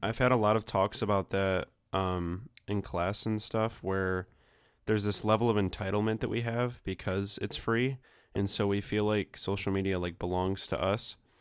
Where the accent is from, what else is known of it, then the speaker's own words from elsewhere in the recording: Flint, Michigan, United States; now in Ypsilanti, United States; I'm actually from Flint. Like, that's where I was born